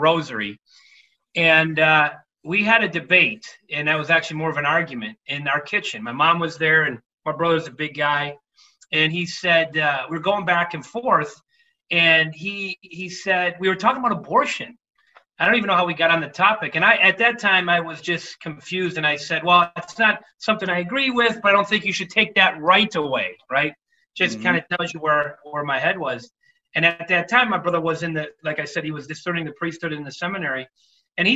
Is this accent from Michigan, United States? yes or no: yes; Detroit, Michigan, United States; I grew up in Detroit, Michigan, blue collar family